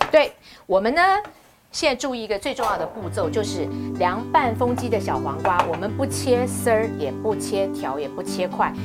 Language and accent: Chinese; Shandong, China; 我们山东人